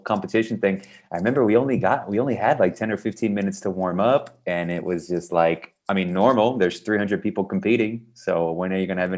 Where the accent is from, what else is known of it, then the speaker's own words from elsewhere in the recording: Texas, United States; also born or lived in south of Spain; now in Spain; I'm from Texas